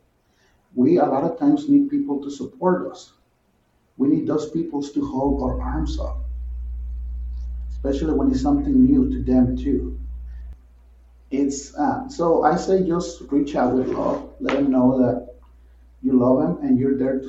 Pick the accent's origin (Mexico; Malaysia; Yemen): Mexico; also born or lived in Midwest, United States; now in United States; I was actually born and raised in Mexico